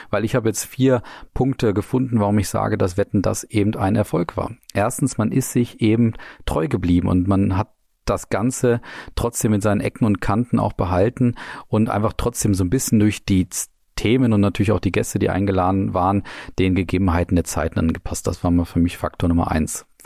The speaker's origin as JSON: {"language": "German", "town": "Nuremberg", "region": "Bavaria", "country": "Germany", "said": "Die Stadtwette war auch dabei, was ja für uns als Nürnberger ganz entscheidend war."}